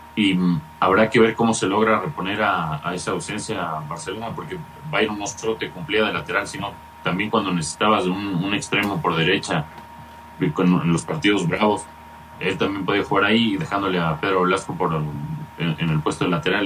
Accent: Ecuador; como ecuatorianos

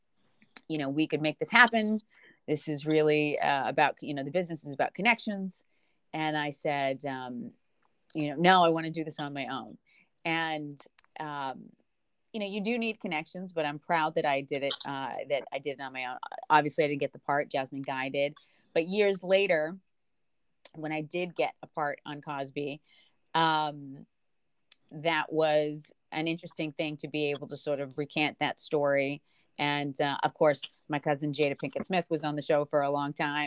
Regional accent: Jamaica; now in United States; And I'm Jamaican

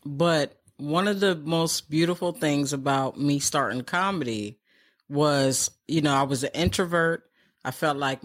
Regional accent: New York City, New York, United States; I was born in New York City

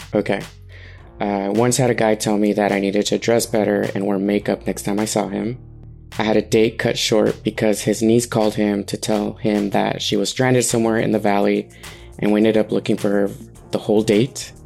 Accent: San Francisco, California, United States; I'm 33 from San Francisco.

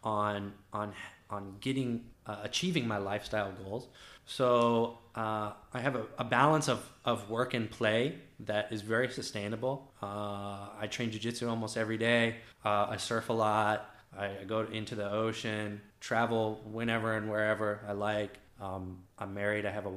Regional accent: D.C., suburbs of Virginia, United States; moved away as an adult; also born or lived in Tokyo, Japan; now in Thailand; Outside of Washington, D.C., in the suburbs of Virginia

